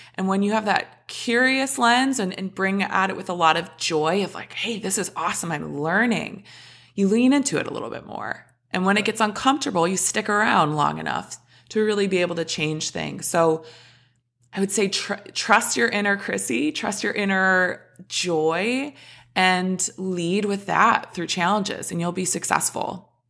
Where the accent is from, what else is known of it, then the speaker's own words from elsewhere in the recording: Minnesota, United States; So I was born in Minnesota, grew up, was, played all the sports under the sun